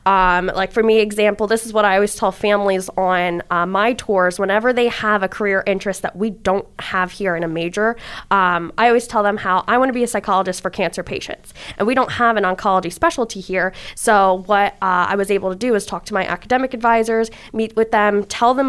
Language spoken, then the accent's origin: English; New Jersey, United States; moved away as an adult; now in Pittsburgh, United States; I am from New Jersey, which is 7 hours from here